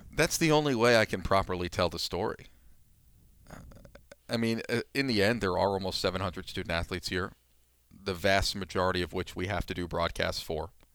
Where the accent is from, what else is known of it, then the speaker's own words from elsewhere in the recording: New York, United States; moved away; also born or lived in Pennsylvania; I grew up in New York